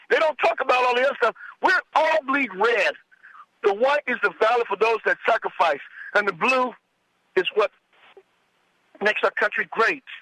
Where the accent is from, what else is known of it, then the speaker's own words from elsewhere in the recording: Los Angeles, California, United States; also born or lived in Fontana, California; I was lived in L.A. I was born in Los Angeles. South Central, 91st nominee, was middle class, sir.